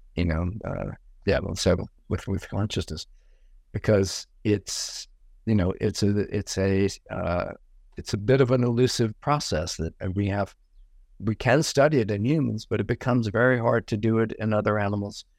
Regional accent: Cajun country in South Louisiana, United States; now in New York, United States; my life growing up in Cajun country in South Louisiana

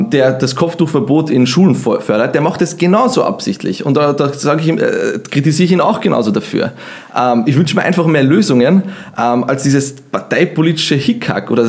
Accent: Vienna, Austria; Wien ist meine Heimat, würde ich auch sagen.

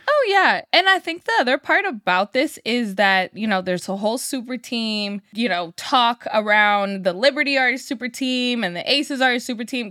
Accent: Sacramento, California, United States; being a young kid growing up in Sacramento with the Sacramento Monarchs

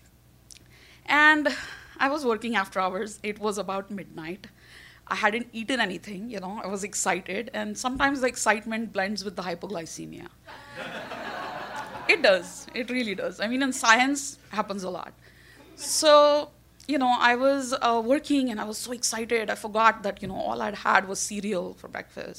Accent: India; now in New York, United States; I'm Indian

